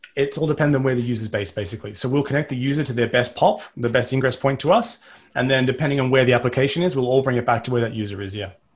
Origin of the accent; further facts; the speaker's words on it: Australia; I'm Australian